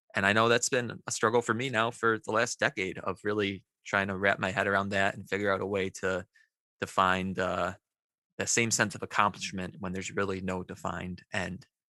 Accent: United States; growing up in the American education system

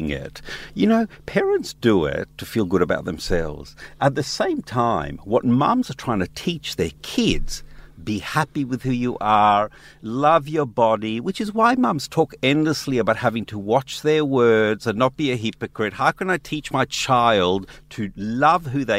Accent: Israel; now in Australia; I grew up in Israel as a kid

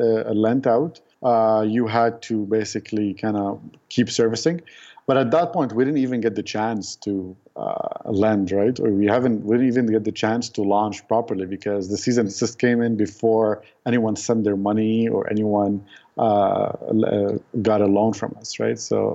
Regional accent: Lebanon; I guess when I grew up in the city, right?

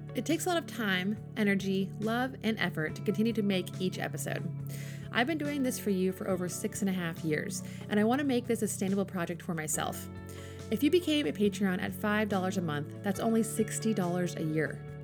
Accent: Alaska, United States; my home state of Alaska

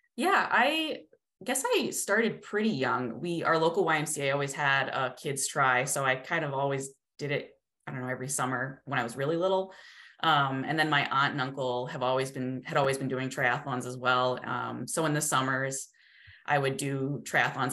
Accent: New England, United States; also born or lived in Colorado; now in Massachusetts, United States; we're both originally from New England.

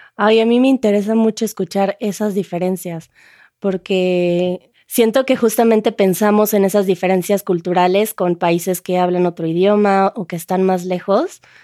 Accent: Mexico

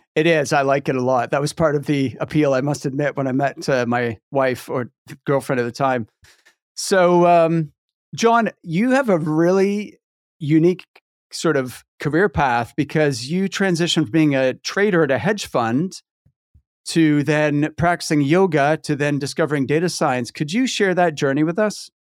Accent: Halifax, Nova Scotia, Canada; moved away as an adult; also born or lived in near Edinburgh, Scotland; now in Scotland, United Kingdom; I'm from Halifax

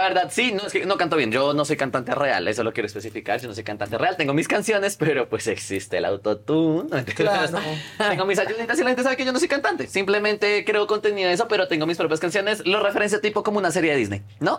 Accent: Colombia; moved away; yo soy de Colombia.

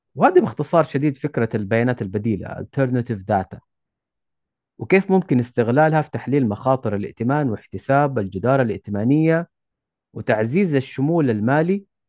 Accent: Saudi Arabia; عندنا في السعودية

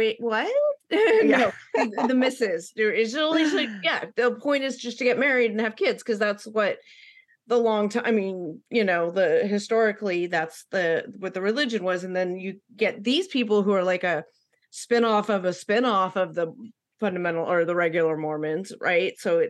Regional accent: West Coast, United States; moved away; when I grew up out on the West Coast

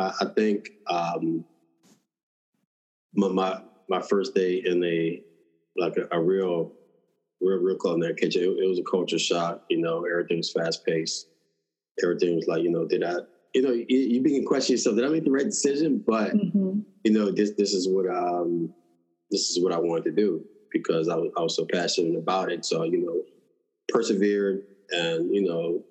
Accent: New Orleans, Louisiana, United States; I grew up in New Orleans, so I have that New Orleans Cajun Creole background

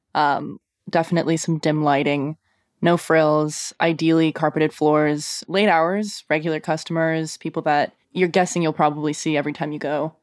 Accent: Canada; now in Portland, United States; still being very Canadian

